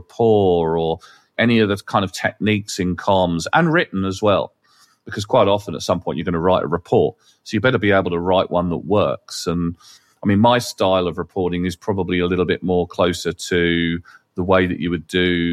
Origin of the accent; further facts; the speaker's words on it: England, United Kingdom; we're English